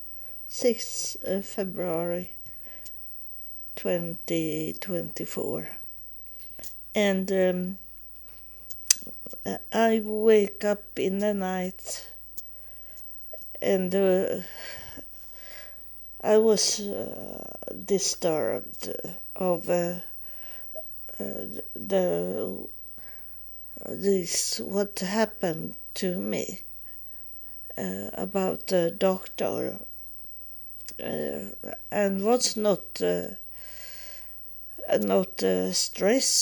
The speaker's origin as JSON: {"language": "English", "country": "Sweden", "also_born_or_lived": "United States", "said": "when I come back to Sweden from being homeless in the United States in 3.5 years"}